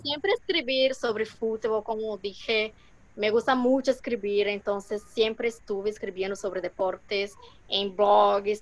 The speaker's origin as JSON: {"language": "Spanish", "country": "Brazil", "second_language": "Spanish", "said": "como buena brasileña"}